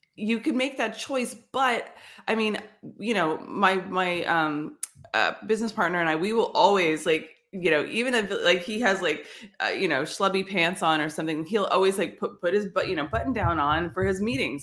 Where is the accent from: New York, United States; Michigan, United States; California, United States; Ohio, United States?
California, United States; San Jose; I grew up in San Jose